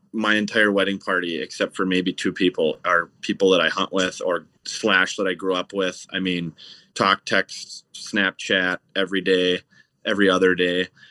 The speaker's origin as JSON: {"language": "English", "town": "Stillwater", "region": "Minnesota", "country": "United States", "tie": "born or raised there", "said": "I grew up in Stillwater, Minnesota, which is right on the Minnesota side of the St. Croix River"}